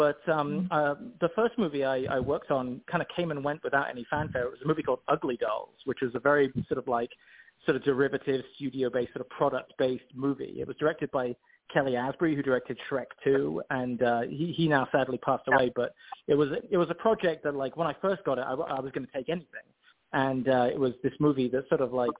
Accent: Oxford, South East England, United Kingdom; I come from Oxford in England. I grew up on the street where J.R.R. Tolkien is buried.

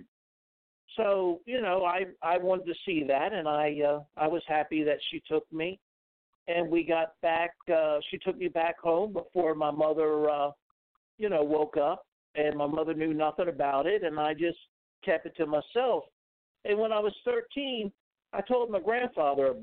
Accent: Maryland, United States; now in Florida, United States; I grew up in Maryland

